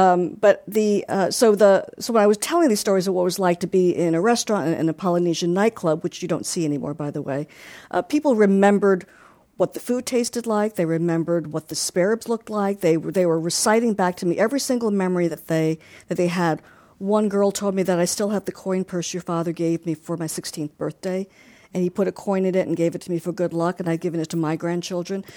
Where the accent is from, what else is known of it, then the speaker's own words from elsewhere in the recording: Long Island, New York, United States; growing up in Long Island